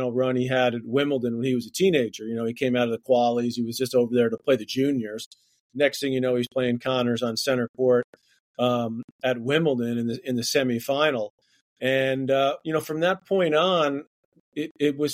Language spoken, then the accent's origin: English; New York City, New York, United States; we grew up in Queens, New York